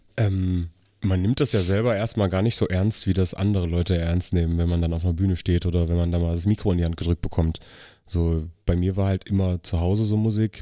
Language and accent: German; Riesa, Saxony, Germany; moved away as an adult; also born or lived in Elsterwerda, Brandenburg; Also ich bin im Osten geboren, in äh, Elsterwerda, das ist Brandenburg, bin in Riesa aufgewachsen, das ist Sachsen, also nur ein paar Kilometer weit weg. Und bin 2006 hier rübergezogen